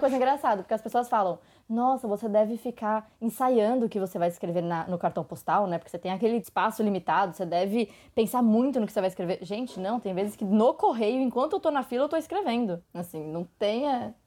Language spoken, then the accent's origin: Portuguese; São Bernardo do Campo, São Paulo, Brazil; Eu nasci em São Bernardo do Campo.